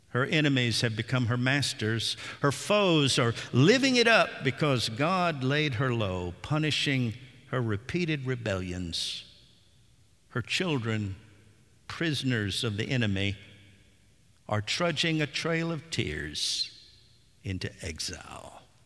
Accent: Nashville, Tennessee, United States; as a boy growing up in Nashville in the seventies

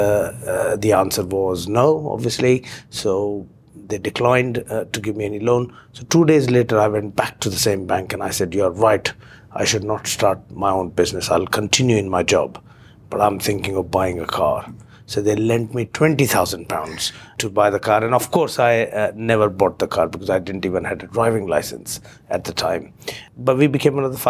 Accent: Indore, Madhya Pradesh, India; moved away as an adult; also born or lived in Mumbai, India; now in London, United Kingdom; I was born and brought up in India in a small town in central India, a place called Indore. I grew up there

